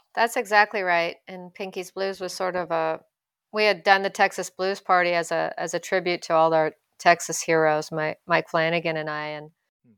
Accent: Ottawa, Ontario, Canada; moved away as an adult; also born or lived in Vancouver; my French skills are pretty strong growing up in Ottawa

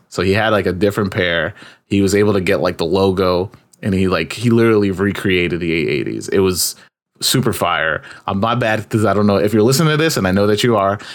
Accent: New York, United States; being a New Yorker

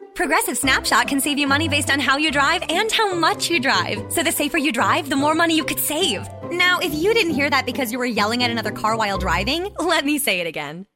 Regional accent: Southeast, United States; I was raised in the Southeast

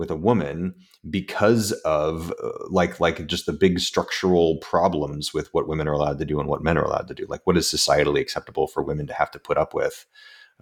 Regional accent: United States; also born or lived in San Francisco; being an American

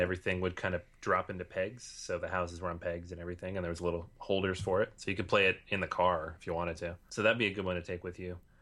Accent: Venezuela; moved away as an adult; now in Barcelona, Spain; I'm originally from Venezuela, but currently living in Barcelona.

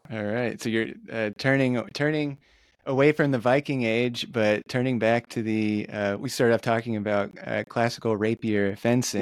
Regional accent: United States; as an American

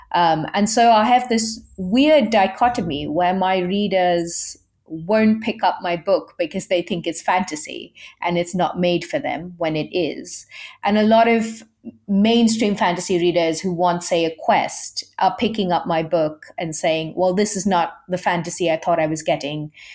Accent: India; I'm Indian

